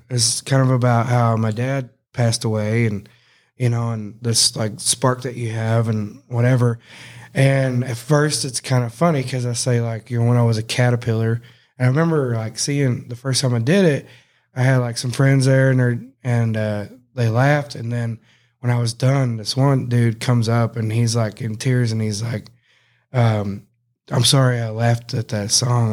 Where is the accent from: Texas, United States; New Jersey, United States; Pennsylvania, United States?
Texas, United States; Cross Plains; I grew up in Cross Plains that one year